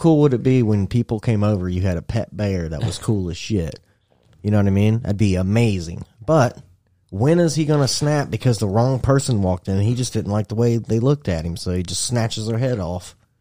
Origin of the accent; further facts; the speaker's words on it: Indiana, United States; I'm from Indiana